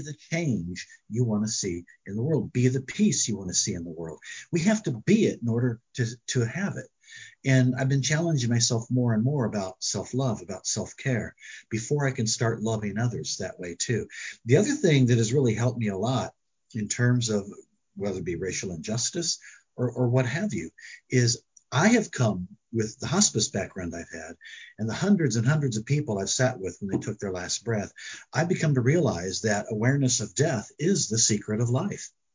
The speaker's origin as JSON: {"language": "English", "town": "Springfield", "region": "Illinois", "country": "United States", "tie": "born or raised there"}